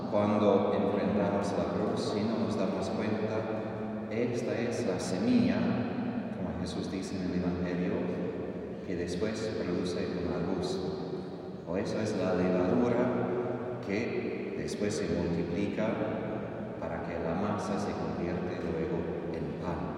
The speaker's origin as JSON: {"language": "Spanish", "region": "Texas", "country": "United States", "second_language": "Spanish", "moved": "yes", "said": "soy de Texas, bueno, yo montaba caballos mucho cuando era joven, adolescente."}